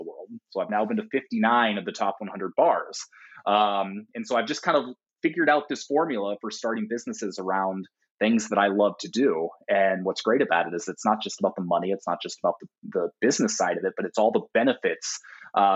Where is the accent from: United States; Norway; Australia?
United States; Portland; in my hometown of Portland